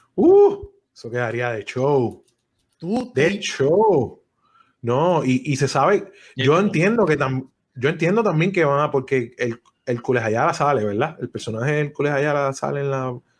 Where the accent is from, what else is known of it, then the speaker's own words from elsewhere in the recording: Puerto Rico; nosotros crecimos en Puerto Rico